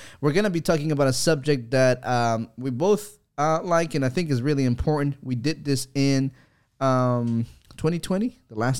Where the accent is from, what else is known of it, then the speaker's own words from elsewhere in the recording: El Salvador; moved away; I'm from El Salvador